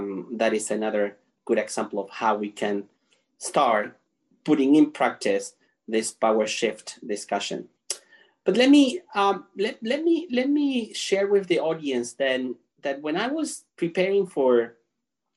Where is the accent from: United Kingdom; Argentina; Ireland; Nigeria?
Argentina; now in Canada; I was born and raised in Argentina, currently living in Canada